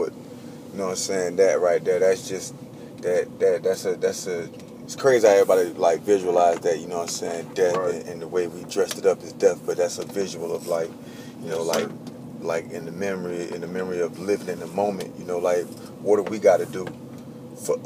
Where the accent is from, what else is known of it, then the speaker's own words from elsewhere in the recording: Winter Park, Florida, United States; Winter Park, Florida, man. City right outside of Orlando.